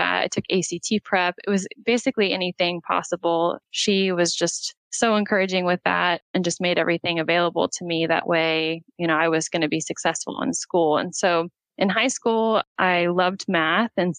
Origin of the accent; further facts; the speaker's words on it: Oklahoma, United States; I'm from Oklahoma. I was raised by a single mom